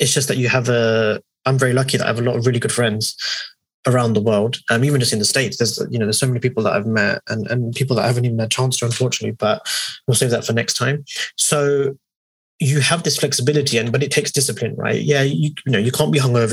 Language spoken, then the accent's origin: English; Hounslow, London, United Kingdom; we say we're from Hounslow